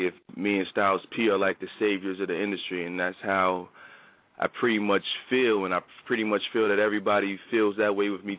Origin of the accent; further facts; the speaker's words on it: Trenton, New Jersey, United States; moved away; growing up in Trenton